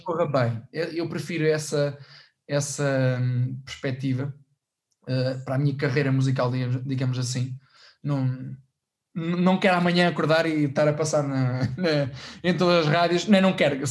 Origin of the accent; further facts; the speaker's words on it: Portugal; a Orquestra de Sopros da, da Banda Farmónica Ilhense que é da minha terra